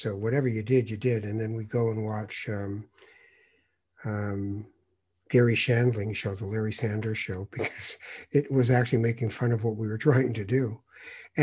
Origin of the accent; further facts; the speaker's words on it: Tangier, Tanger-Tetouan-Al Hoceima, Morocco; moved away; I'm a Moroccan. I was born in Tangiers